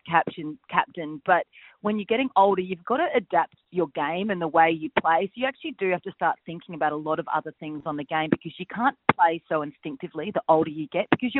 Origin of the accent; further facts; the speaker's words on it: Adelaide, South Australia, Australia; also born or lived in Perth; now in Melbourne, Australia; I'm from Adelaide. I spent 10 years in Perth and now I'm here in Melbourne